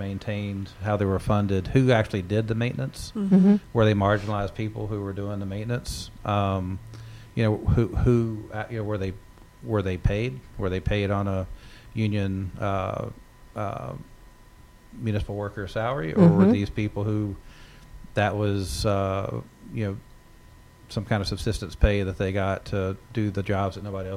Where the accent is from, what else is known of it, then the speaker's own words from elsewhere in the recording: Southwest Virginia, United States; now in New England, United States; where I grew up in Southwest Virginia, is mountains